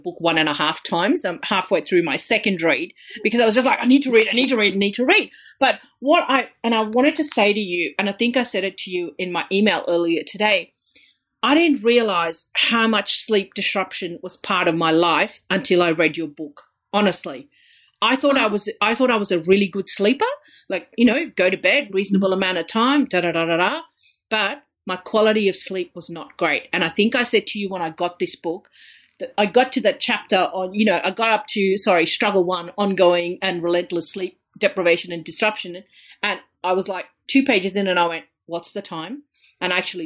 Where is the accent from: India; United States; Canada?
India; moved away; I come from India, and I've got a lot of family in India